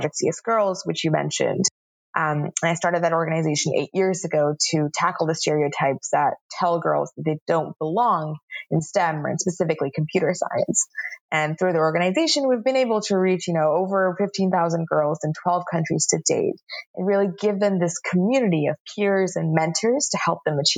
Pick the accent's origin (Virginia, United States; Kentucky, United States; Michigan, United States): Virginia, United States; right outside of DC; I grew up in Virginia, right outside of DC